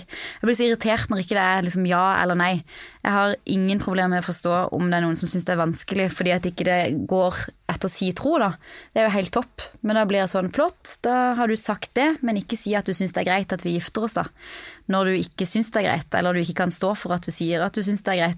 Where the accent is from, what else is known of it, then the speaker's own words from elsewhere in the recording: Norway; moved away as an adult; now in United States; jeg var hjemom i Norge